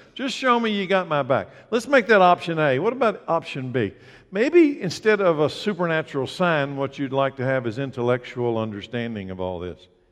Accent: United States; I grew up in Anderson County

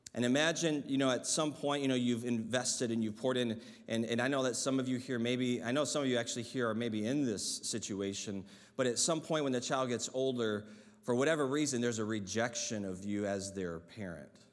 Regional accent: Michigan, United States; I remember as a child, uh, growing up in Michigan

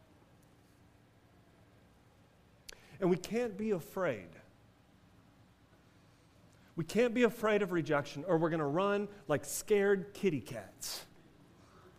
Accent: United States; as American Christians

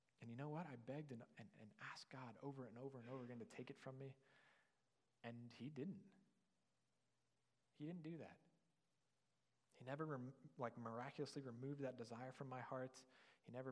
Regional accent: near Canton, Ohio, United States; moved away; I was on co-op back home in my hometown near Canton, Ohio

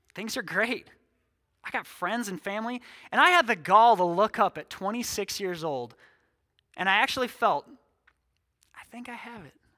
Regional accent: six miles from Sioux Falls, South Dakota, United States; now in Sioux Falls, United States; God saw fit to plant me here six miles from my hometown.

